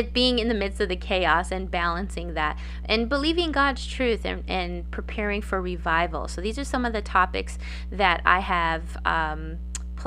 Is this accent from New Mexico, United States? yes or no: yes; Gallup, New Mexico, United States; my hometown of Gallup, New Mexico